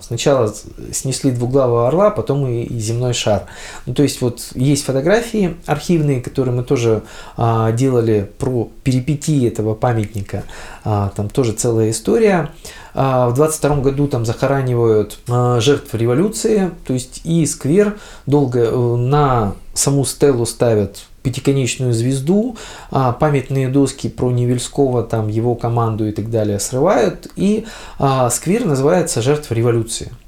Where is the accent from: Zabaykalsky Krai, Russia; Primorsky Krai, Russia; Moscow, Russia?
Primorsky Krai, Russia; Vladivostok; А мы коренные владивостокчане, дальневосточники, то есть приморчане